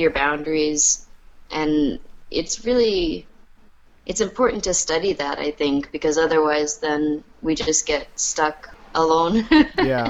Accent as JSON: {"language": "English", "town": "New York City", "region": "New York", "country": "United States", "tie": "born or raised there", "said": "I grew up in New York City"}